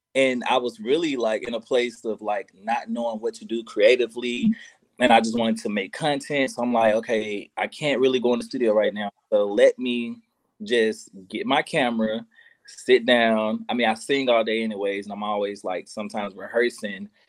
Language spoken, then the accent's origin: English; Memphis, Tennessee, United States; I'm from Memphis